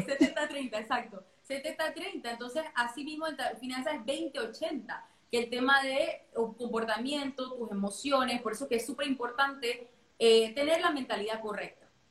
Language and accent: Spanish; Panama; now in Dubai, United Arab Emirates; yo soy panameña, eh, vivo en Dubái